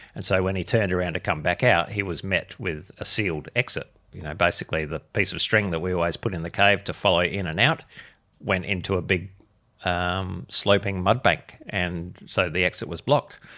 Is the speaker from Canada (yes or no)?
no; Adelaide, South Australia, Australia; I'm born and bred in Adelaide, which is where I am am still